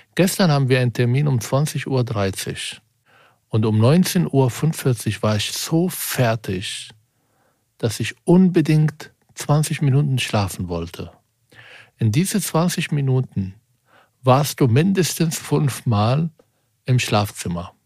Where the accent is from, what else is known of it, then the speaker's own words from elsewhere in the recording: Germany; als Deutscher